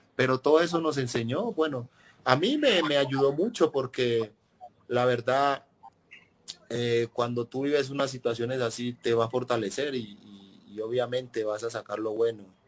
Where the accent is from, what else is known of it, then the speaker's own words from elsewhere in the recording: Riosucio, Chocó, Colombia; moved away as an adult; now in Huancayo, Peru; Yo soy de Río ah, Chocó. no soy de Caldas